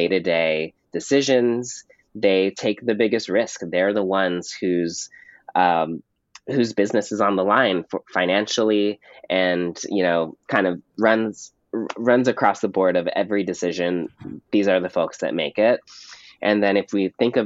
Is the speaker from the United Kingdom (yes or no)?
no; Pasadena, California, United States; in my hometown of Pasadena, California